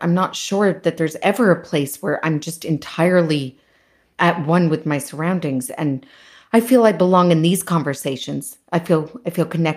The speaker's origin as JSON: {"language": "English", "country": "United States", "said": "as an American"}